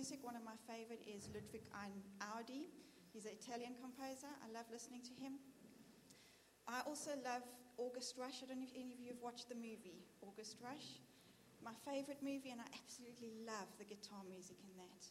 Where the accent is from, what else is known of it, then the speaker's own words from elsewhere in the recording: South Africa; moved away as an adult; now in Birmingham, United Kingdom; Being South African and being new to here